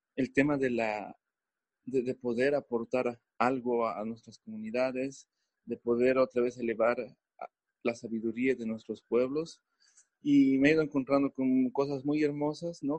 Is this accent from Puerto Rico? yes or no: no; Bolivia